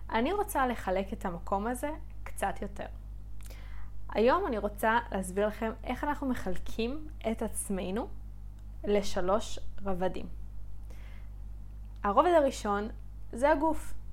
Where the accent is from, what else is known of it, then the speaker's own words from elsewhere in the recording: South, Israel; אני דרומית